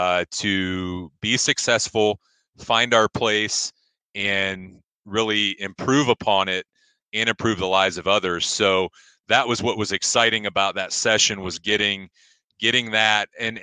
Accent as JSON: {"language": "English", "town": "Ashland", "region": "Ohio", "country": "United States", "tie": "born or raised there", "said": "But my background is, I am from Ashland, graduated from Ashland High School, spent all of my elementary and middle school years in the Ashland City School District"}